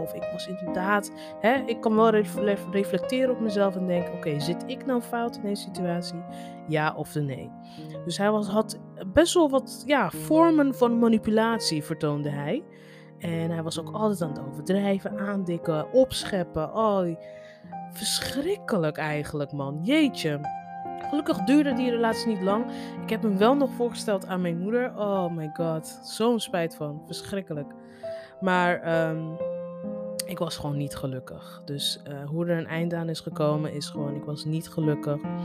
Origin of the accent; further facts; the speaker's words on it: Netherlands; Kijk, ik ben ook Nigeriaans. Alleen ik ben in Nederland opgegroeid.